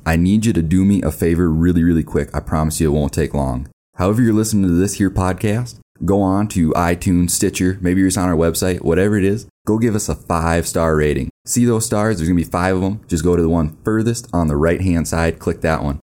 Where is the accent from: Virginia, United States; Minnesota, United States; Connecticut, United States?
Minnesota, United States; now in Rapid City, United States; I'm from Minnesota originally